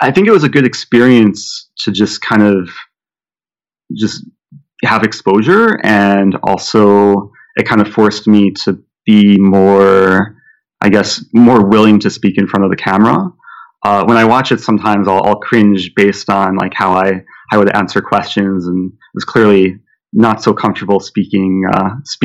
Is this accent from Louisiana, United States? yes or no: no; Skokie, Illinois, United States; the village of Skokie, my hometown